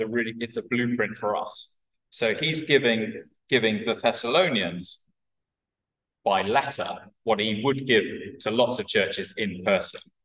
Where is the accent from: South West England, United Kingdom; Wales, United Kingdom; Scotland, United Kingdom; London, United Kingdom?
Wales, United Kingdom; I'm a Welsh Welshman